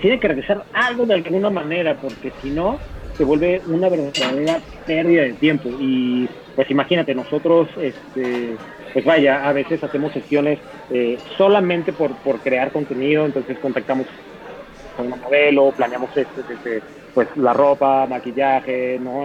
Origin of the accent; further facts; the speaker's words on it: Mexico City, Mexico; como capitalino, como chilango